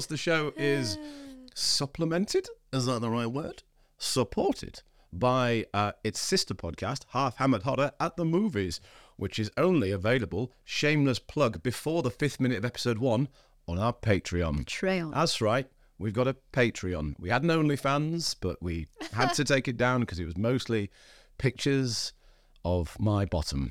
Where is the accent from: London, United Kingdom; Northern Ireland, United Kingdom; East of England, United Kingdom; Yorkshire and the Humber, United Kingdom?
Yorkshire and the Humber, United Kingdom; Scarborough; I was born in Scarborough, which is a little seaside town.